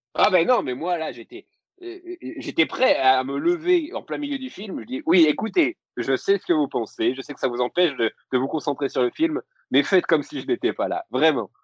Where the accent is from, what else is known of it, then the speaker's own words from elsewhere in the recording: Lorraine, Grand Est, France; je suis, je suis Lorrain